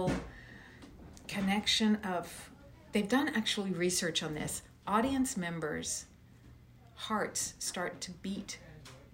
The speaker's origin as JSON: {"language": "English", "town": "Moncton", "region": "New Brunswick", "country": "Canada", "tie": "born or raised there", "said": "I was born in Moncton, New Brunswick"}